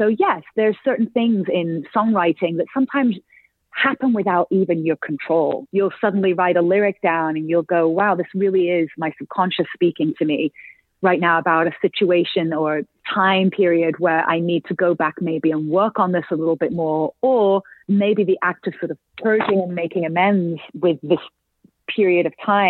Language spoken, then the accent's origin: English; England, United Kingdom; very much is about sort of growing up in Northern England and being bullied, misunderstood, feeling like an outcast.